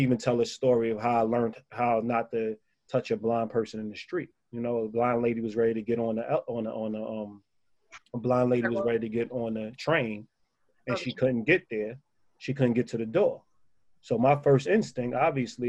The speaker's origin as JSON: {"language": "English", "town": "New York City", "region": "New York", "country": "United States", "tie": "born or raised there", "said": "I'm from Spanish Harlem"}